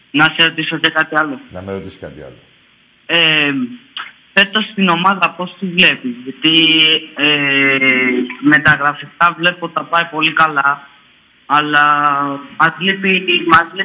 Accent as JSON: {"language": "Greek", "town": "Pallini", "region": "Attica", "country": "Greece"}